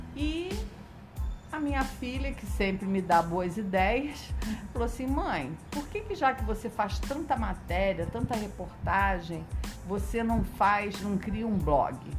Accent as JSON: {"language": "Portuguese", "town": "Nova Iguaçu", "region": "Rio de Janeiro", "country": "Brazil", "tie": "born or raised there", "also_born_or_lived": "Jales, São Paulo", "moved": "as an adult", "said": "Eu sou de Nova Iguaçu. Uhum. Fiquei 30 anos em Nova Iguaçu. Aos 30 anos eu me mudei para lá"}